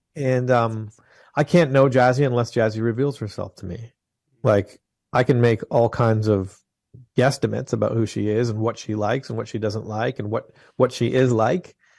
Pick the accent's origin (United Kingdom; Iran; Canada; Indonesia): Canada; just outside of Toronto, Ontario; now in Franklin, Tennessee, United States; I was born in Canada. I'm just outside of Toronto in Ontario, the province of Ontario